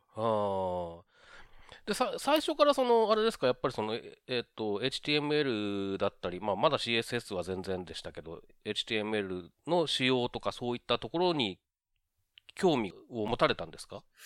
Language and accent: Japanese; Okazaki, Aichi, Japan; now in Tokyo, Japan; もともと僕は愛知県の岡崎というとこ